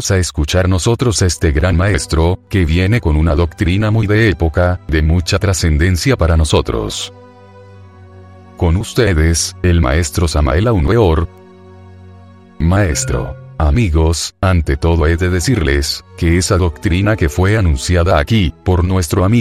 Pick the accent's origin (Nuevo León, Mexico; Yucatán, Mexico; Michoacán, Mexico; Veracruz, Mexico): Michoacán, Mexico; also born or lived in Mexico City; Yo soy de Cotí, Michoacán. He vivido, más que todo, en otros lugares del Distrito Federal.